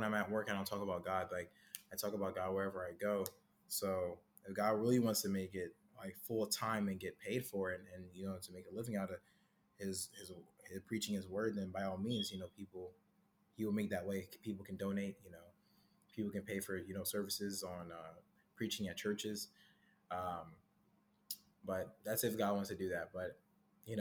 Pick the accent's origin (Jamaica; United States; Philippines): Jamaica; my Caribbean roots, actually. So I'm Jamaican.